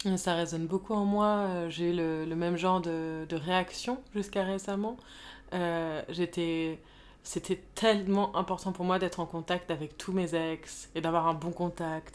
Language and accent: French; Paris, Île-de-France, France; j'ai grandi à Paris